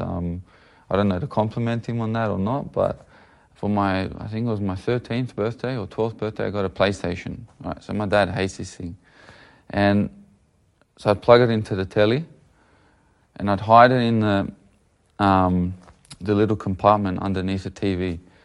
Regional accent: Sydney, New South Wales, Australia; we're living probably out west from Sydney. A good maybe half an hour to an hour away, um, from the centre of the city

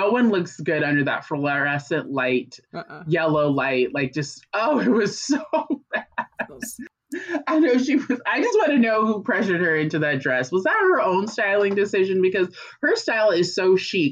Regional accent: United States; accent: American; my American accent

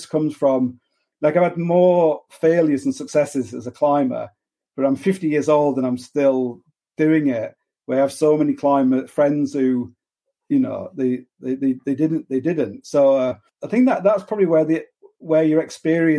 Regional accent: Hull, Yorkshire and the Humber, United Kingdom; I'm from Hull

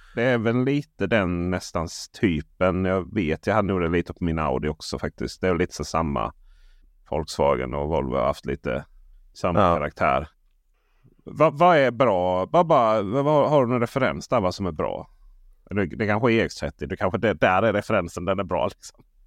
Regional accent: Blekinge, Sweden; Jag är ju från Blekinge

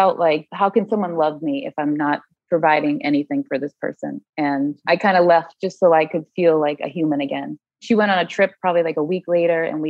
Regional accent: Massachusetts, United States; moved away as an adult; now in Connecticut, United States; I am from Massachusetts. I moved down to Connecticut to live closer to a girlfriend probably like 3-4 years ago

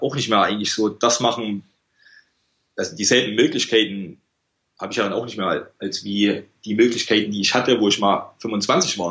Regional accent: small village near Gera, Thuringia, Germany; moved away as an adult; now in Malaga, Spain; ich bin aus einem ganz kleinen Dorf in der Nähe von Gera

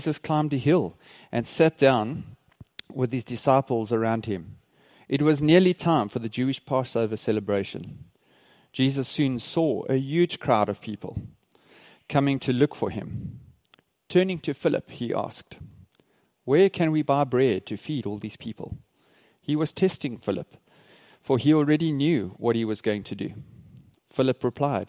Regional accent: Port Elizabeth, Eastern Cape, South Africa; we're from South Africa, a place called Port Elizabeth

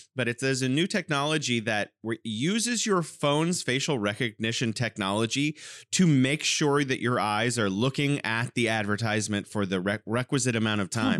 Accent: California, United States; now in Wuhan, China; I'm originally from California and now I'm living in beautiful Wuhan, China

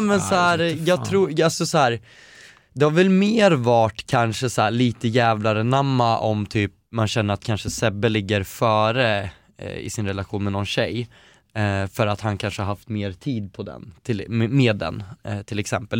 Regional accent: Eskilstuna, Södermanland, Sweden; also born or lived in Västerås; now in Stockholm, Sweden; Jag har vuxit upp i Eskilstuna där jag känt att jag absolut inte vill bo

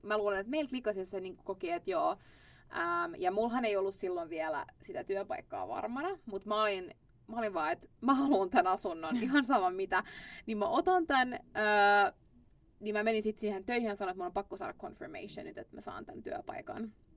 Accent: Finland; moved away as an adult; now in Stockholm, Sweden; Mä oon Suomesta

